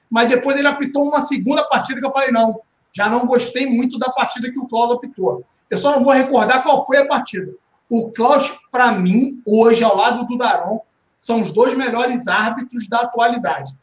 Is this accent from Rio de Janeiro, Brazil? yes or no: yes; Baixada Fluminense, Rio de Janeiro, Brazil; eu cresci em comunidade carente, cresci na Baixada Fluminense com muito orgulho